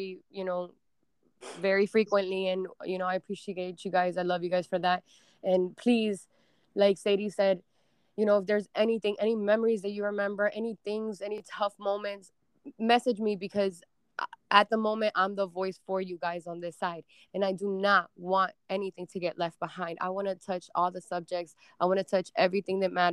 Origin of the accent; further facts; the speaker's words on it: Cuba; moved away; I was born in Cuba and came here